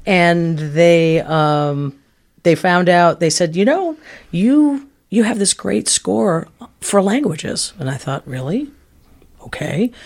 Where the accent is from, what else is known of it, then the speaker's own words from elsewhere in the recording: Canaan, New Hampshire, United States; now in Milwaukee, United States; I grew up in a little town called Canaan, New Hampshire.